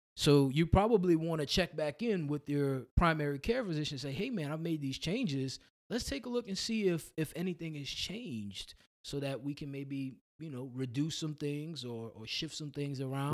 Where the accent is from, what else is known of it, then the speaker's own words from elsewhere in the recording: New Orleans, Louisiana, United States; accent: New Orleans tongue; now in Somerville, United States; I started my journey in New Orleans, Louisiana. So that's, that's originally where I'm from. Uh, went to undergrad at Xavier University down there.